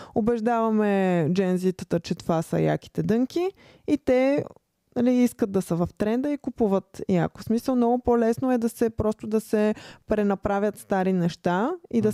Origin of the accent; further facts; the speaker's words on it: Bulgaria; като българи